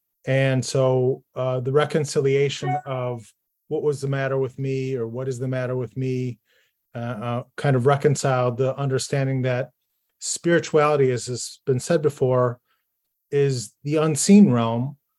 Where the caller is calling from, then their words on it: Buffalo, New York, United States; I am dialing in from Buffalo, New York